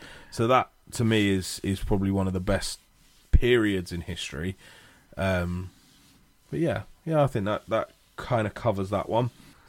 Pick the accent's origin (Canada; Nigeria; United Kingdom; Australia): United Kingdom; British history, I'm British.